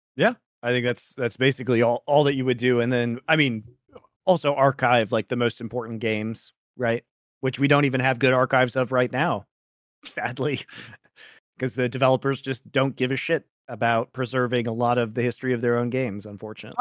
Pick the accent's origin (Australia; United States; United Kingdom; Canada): United States; Colorado; I'm from Colorado